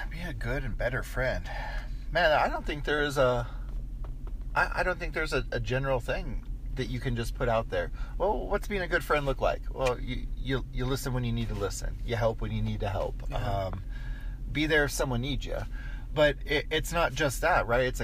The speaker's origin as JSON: {"language": "English", "town": "Crown Point", "region": "Indiana", "country": "United States", "tie": "born there", "said": "I was born in Crown Point, Indiana."}